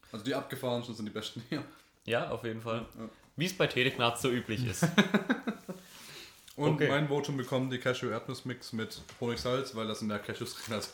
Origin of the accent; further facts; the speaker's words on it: Germany; weil wir gedacht haben, ah, wir sind Deutsche, wir müssen halt irres reingehen